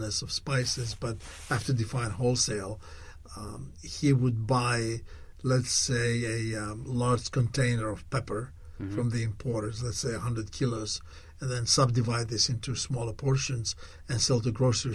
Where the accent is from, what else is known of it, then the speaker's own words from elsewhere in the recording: Thessaloniki, Central Macedonia, Greece; I was born in Thessaloniki in Greece.